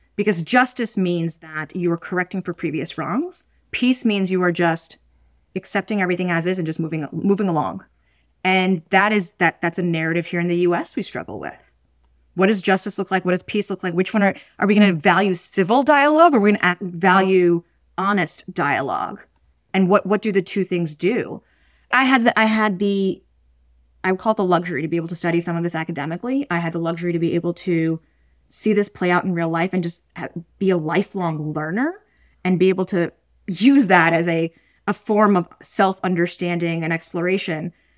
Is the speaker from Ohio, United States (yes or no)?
no; New York City, New York, United States; where I grew up, which is Roman Catholic